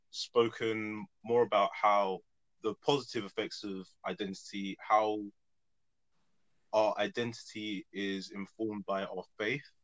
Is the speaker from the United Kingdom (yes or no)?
yes; United Kingdom; I'm black British, the black being Nigerian, and obviously the British.